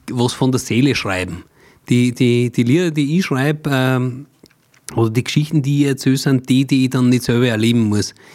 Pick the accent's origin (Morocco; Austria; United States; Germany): Austria; Mühlviertel, Upper Austria; ich bin geboren im Müllviertel, mhm. so wie du auch. Ja. Allerdings nur viel weiter oben, also da wo es wirklich schon Richtung tschechische, bayerische Grenze geht. Äh, Rohrbach